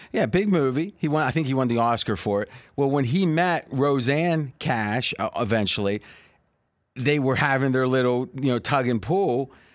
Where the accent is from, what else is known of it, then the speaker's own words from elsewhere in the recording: near Wheeling, Ohio, United States; also born or lived in Columbus, Ohio; where I grew up in Ohio